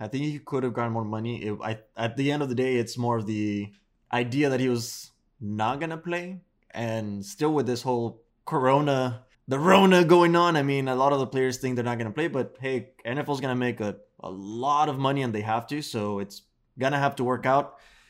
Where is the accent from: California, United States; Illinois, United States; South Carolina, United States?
Illinois, United States; Chicago; born there; I was born in Chicago, so, like, those are my teams.